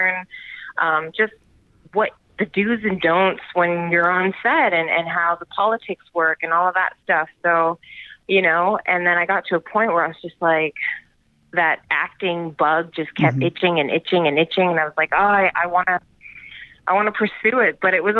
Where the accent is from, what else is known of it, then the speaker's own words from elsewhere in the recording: Vancouver, British Columbia, Canada; Yeah, I mean, horseback riding was kind of a must because that was what my dad did. So we grew up riding and taking care